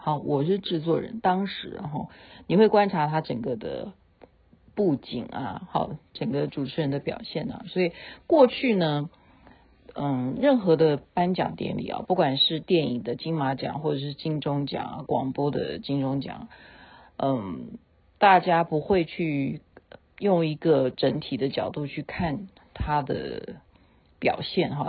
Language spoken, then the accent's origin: Chinese; Taiwan; 我是台妹啊